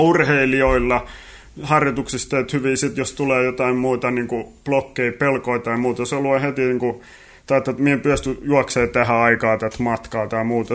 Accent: Kotka, Kymenlaakso, Finland; moved away as an adult; also born or lived in Tampere; Kotkasta alun perin ollaan kotoisin tosiaan

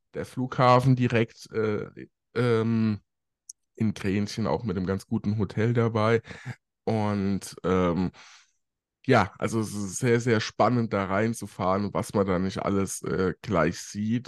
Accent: Germany; bei uns in Deutschland

